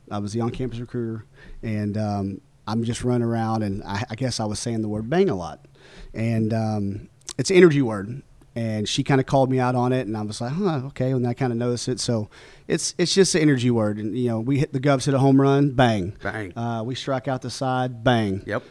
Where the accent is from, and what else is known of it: Oklahoma, United States; born or raised there; moved away